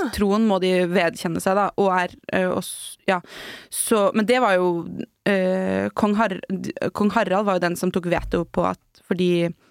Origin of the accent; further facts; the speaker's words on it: Norway; vi nordmenn